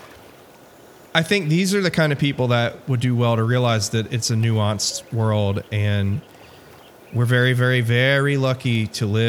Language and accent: English; United States; also born or lived in Memphis, Tennessee; as an American traveler